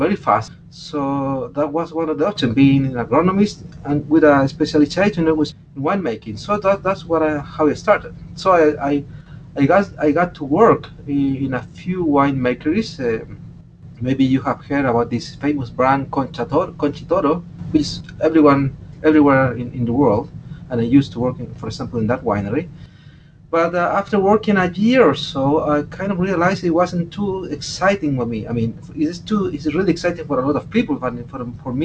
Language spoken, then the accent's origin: English; Chile; I was born in the Atacama Desert, amazingly, in the so-called hyper-arid areas